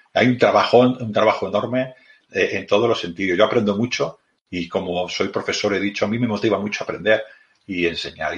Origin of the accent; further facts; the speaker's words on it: Badalona, Catalonia, Spain; soy de Badalona también, soy de Badalona, yo del mismo Badalona